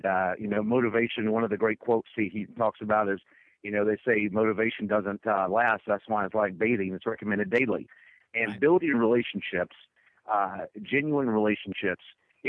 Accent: Mississippi, United States; I grew up as a young entrepreneur in my home state of Mississippi

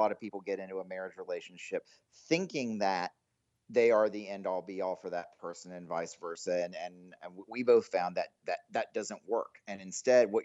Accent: Greensboro, North Carolina, United States; moved away as an adult; also born or lived in Durham, North Carolina; now in Dallas, United States; No, I'm originally from Greensboro, North Carolina. I spent my whole childhood there in North Carolina

